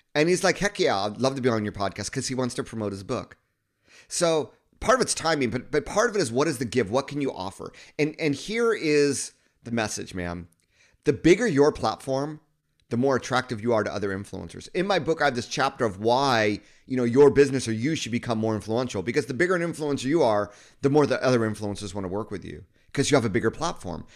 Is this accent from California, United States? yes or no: yes; Southern California, United States; moved away as an adult; also born or lived in Japan; I grew up in Southern California